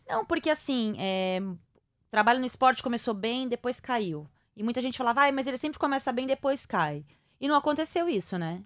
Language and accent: Portuguese; São Paulo, Brazil; eu sou paulista paulistana